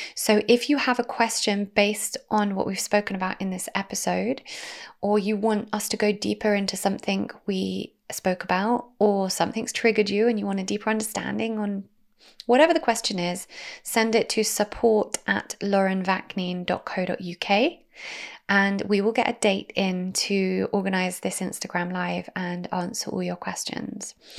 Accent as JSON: {"language": "English", "country": "Israel", "tie": "born or raised there", "said": "I am half Israeli. I grew up in Israel."}